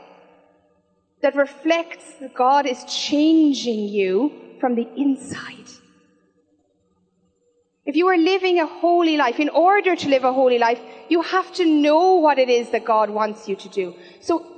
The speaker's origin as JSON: {"language": "English", "town": "Killarney", "region": "Munster", "country": "Ireland", "moved": "yes", "lives_now": "Cork, Ireland", "said": "I'm originally from Killarney"}